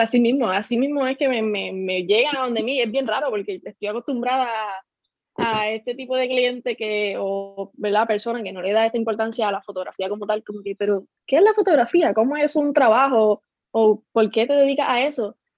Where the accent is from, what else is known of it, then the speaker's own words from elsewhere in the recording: Lajas, Puerto Rico; soy de Laja, tengo 21 años